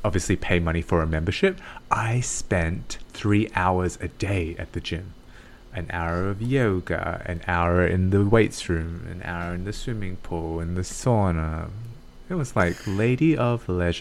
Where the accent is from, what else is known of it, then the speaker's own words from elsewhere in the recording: Australia; I went back home to Australia